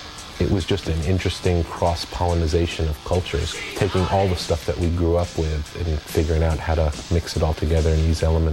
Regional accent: Long Island, New York, United States; I grew up on Long Island

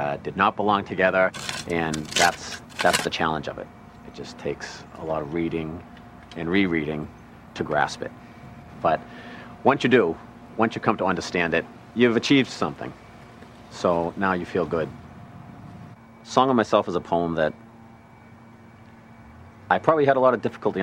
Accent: Braintree, Massachusetts, United States; I'm from Braintree, Massachusetts, 34 years old

